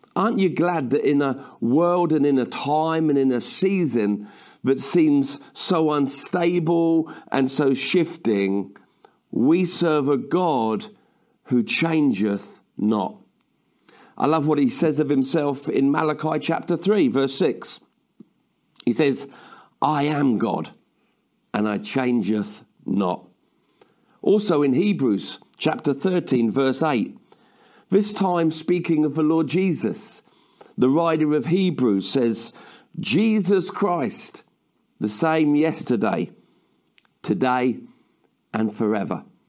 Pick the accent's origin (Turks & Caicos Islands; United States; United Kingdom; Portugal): United Kingdom; I was born in the United Kingdom